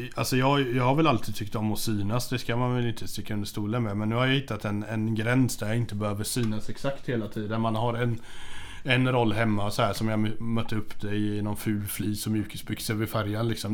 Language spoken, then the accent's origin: Swedish; Hindås, Västra Götaland, Sweden; jag växte upp i Hindås. Eh, som är, eh, ligger mellan eh, Göteborg och Borås